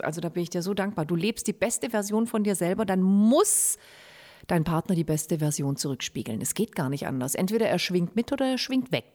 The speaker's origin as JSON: {"language": "German", "country": "Germany", "said": "bei uns in Deutschland"}